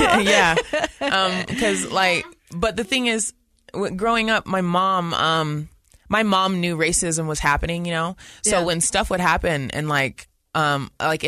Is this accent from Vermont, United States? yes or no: no; West Valley City, Utah, United States; I grew up in West Valley